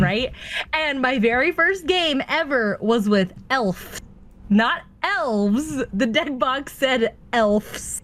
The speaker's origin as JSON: {"language": "English", "town": "Atlanta", "region": "Georgia", "country": "United States", "said": "I'm from Atlanta"}